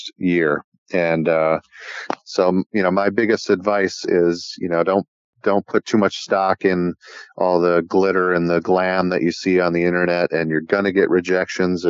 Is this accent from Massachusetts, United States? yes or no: no; Wisconsin, United States; also born or lived in Door County, Wisconsin; in my hometown in Wisconsin